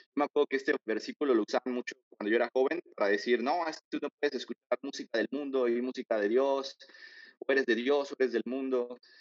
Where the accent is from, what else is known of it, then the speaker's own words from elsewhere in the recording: Mexico; nosotros estamos eh, bien acostumbrados como mexicanos